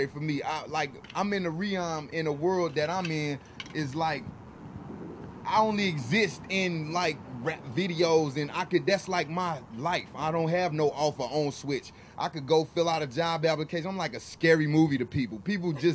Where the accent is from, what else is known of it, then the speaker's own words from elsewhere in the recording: St. Louis, Missouri, United States; I'm from St. Louis, Missouri, which is the Show Me State.